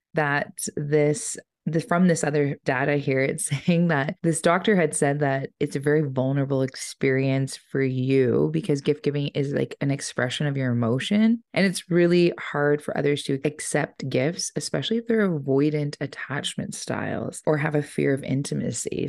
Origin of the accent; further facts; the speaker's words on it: Ponoka, Alberta, Canada; growing up in Pinoka